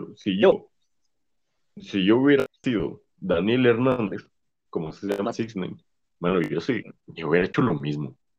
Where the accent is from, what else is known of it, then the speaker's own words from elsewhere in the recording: Guatemala; aquí en Guatemala